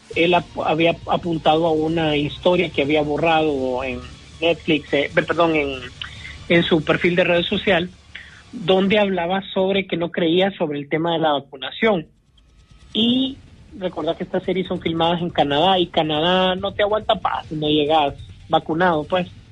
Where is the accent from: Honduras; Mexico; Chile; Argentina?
Honduras; La Esperanza, Intibucá; yo también soy de La Esperanza